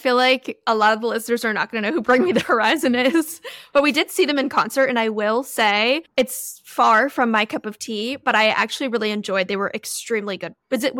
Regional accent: Florida, United States; also born or lived in California; I guess we always say we're from Florida. We've both lived in other places, but I feel like the majority, at least for my childhood, took place in Florida and California.

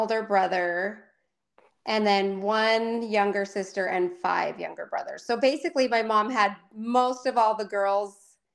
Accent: Provo, Utah, United States; also born or lived in Bakersfield, California / Colorado / Orem, Utah; So I grew up mostly in Provo, Utah. I was born in Bakersfield, California

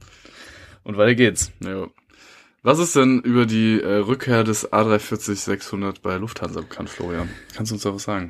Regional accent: Germany; als Deutscher

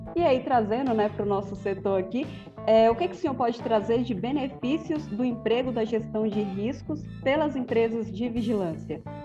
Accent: Minas Gerais, Brazil; lá na minha terra, Minas Gerais

